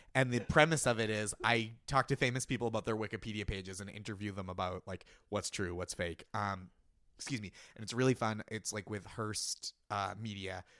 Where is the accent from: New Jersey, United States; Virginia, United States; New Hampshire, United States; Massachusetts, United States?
Massachusetts, United States; Boston; As a Bostonian